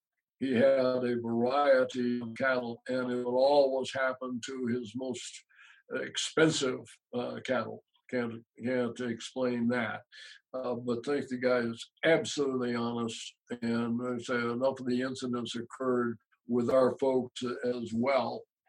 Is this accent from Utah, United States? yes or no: yes; Utah, United States; You know, we're on the east side of Utah, all the way across the state.